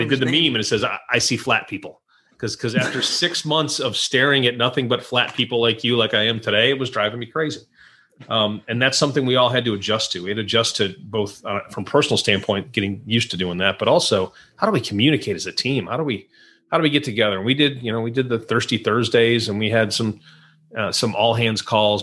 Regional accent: Rochester, New York, United States; moved away as an adult; also born or lived in New Orleans; I was born in uh, Rochester. That's where I grew up in Western New York

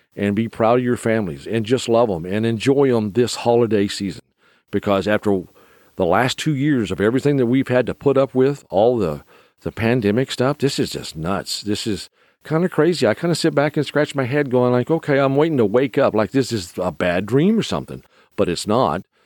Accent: United States; being an American

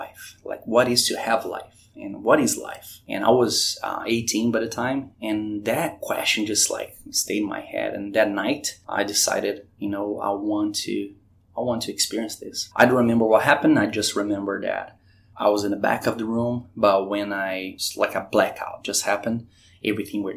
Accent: Brazil; moved away as an adult; also born or lived in Curitiba, Brazil / North Carolina / Richmond; now in Virginia Beach, United States; I was born in Brazil

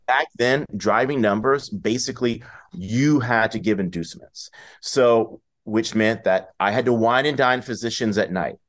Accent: Washington, District of Columbia, United States; moved away; I grew up in D C in the eighties and nineties.

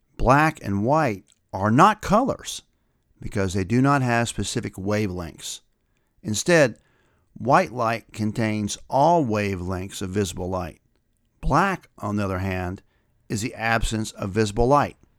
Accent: the South, United States; while I grew up in the South

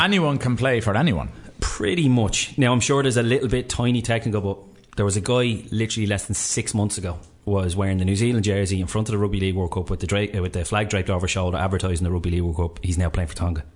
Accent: Ireland; we're Irish

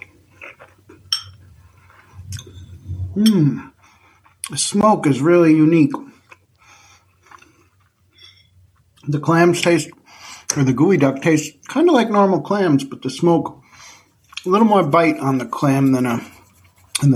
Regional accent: Central New York, United States; moved away; I'm from Central New York

